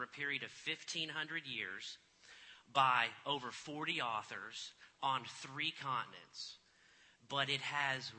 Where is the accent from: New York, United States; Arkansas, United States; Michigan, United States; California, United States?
Arkansas, United States; Fayetteville; I'm from Fayetteville, Arkansas